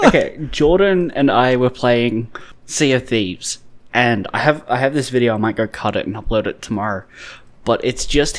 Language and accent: English; Australia; accent: Australian